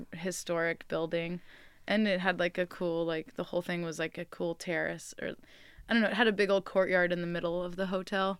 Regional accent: Bay Area, California, United States; moved away as an adult; now in Enterprise, United States; I grew up in the Bay Area

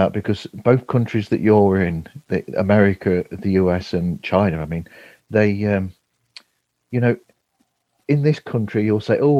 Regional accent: Nottinghamshire, East Midlands, United Kingdom; I'm from Nottinghamshire.

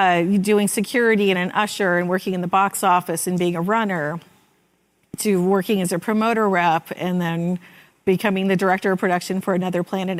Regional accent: Bay Area, California, United States; I grew up in the Bay Area, went to a day on the greens in high school.

